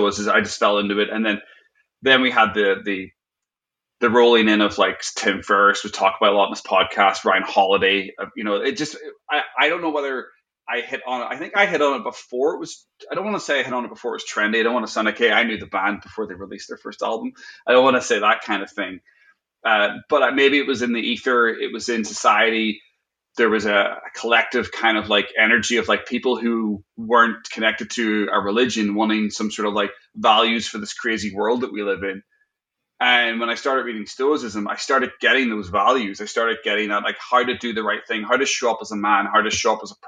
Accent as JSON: {"language": "English", "region": "Northern Ireland", "country": "United Kingdom", "tie": "born or raised there", "said": "I grew up in Northern Ireland"}